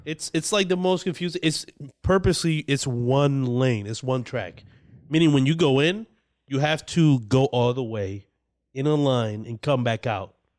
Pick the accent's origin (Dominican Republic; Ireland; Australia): Dominican Republic; moved away; When I was growing up in the Dominican Republic